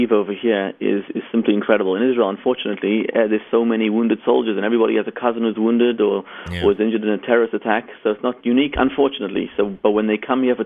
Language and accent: English; South Africa; moved away; also born or lived in Zimbabwe; Raised in South Africa.